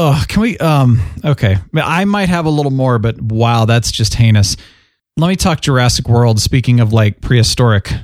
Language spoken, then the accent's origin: English; Phoenix, Arizona, United States; moved away; I grew up in Phoenix.